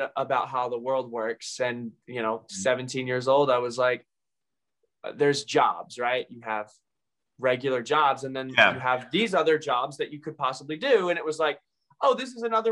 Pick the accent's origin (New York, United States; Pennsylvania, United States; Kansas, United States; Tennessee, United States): Tennessee, United States; Mount Juliet; I grew up here in Mount Juliet pretty much all my life.